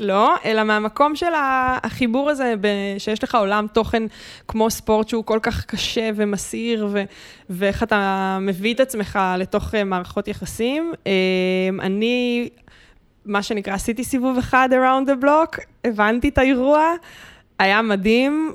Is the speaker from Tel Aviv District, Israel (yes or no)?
yes; Bat Yam, Tel Aviv District, Israel; אני ילדה בת ימית שהלכה לים בלי נעליים